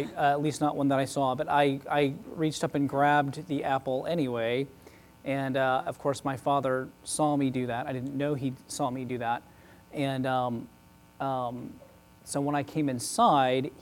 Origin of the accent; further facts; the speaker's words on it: Oklahoma City, Oklahoma, United States; moved away; I grew up in Oklahoma City, Oklahoma